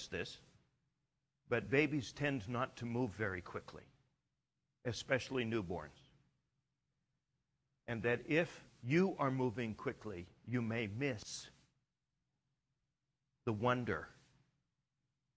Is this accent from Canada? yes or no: yes; Canada; I'm Canadian.